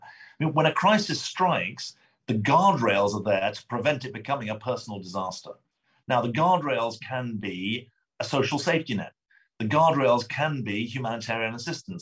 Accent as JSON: {"language": "English", "country": "United Kingdom", "accent": "British", "moved": "yes", "lives_now": "United States", "said": "I am a British citizen. Um, my, my, accent is from Britain, not from Brooklyn"}